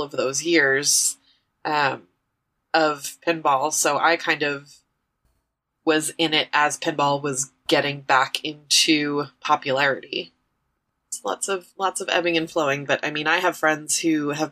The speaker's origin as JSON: {"language": "English", "region": "New York", "country": "United States", "tie": "born or raised there", "also_born_or_lived": "Chicago", "moved": "yes", "said": "I grew up in New York"}